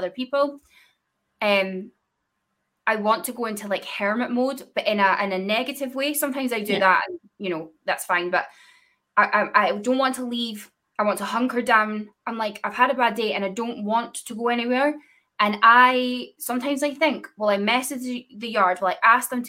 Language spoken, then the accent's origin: English; Scotland, United Kingdom; I'm from Scotland